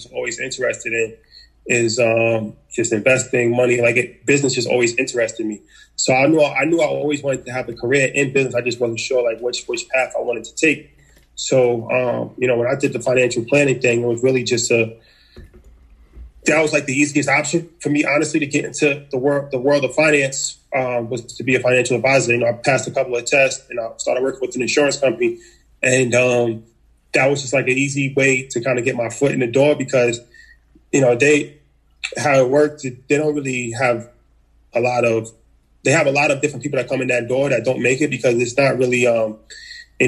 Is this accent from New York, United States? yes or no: yes; New York, United States; also born or lived in Hawaii; I come from New York. Just grew up like, you know, regular kid